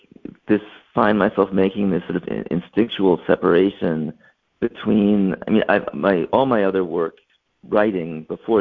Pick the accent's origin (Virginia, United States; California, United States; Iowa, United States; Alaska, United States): Virginia, United States; Charlottesville; I grew up in Charlottesville